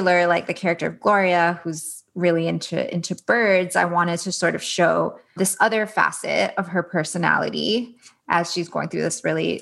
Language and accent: English; Miami, Florida, United States; I grew up in Miami